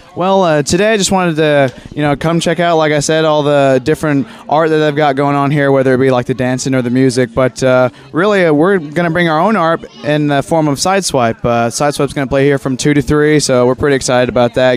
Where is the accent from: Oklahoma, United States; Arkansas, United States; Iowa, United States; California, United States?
Arkansas, United States; Conway; I've been in Conway, Arkansas my whole life